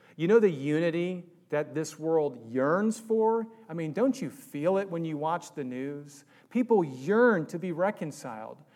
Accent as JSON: {"language": "English", "region": "Virginia", "country": "United States", "tie": "born or raised there", "moved": "yes", "said": "I was raised in Virginia for high school"}